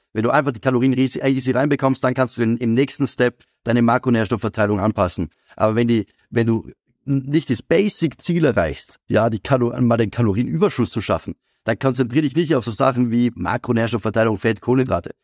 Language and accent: German; Graz, Styria, Austria; ich komme aus Graz